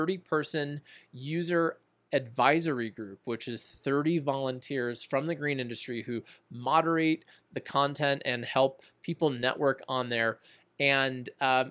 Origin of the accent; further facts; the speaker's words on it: Arlington Heights, Illinois, United States; also born or lived in Mount Prospect, Illinois; I grew up in the Chicago suburbs too. I grew up in Arlington Heights